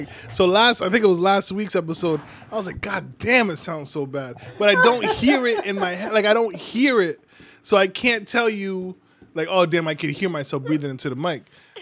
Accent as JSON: {"language": "English", "country": "Nigeria", "said": "but I'm Nigerian."}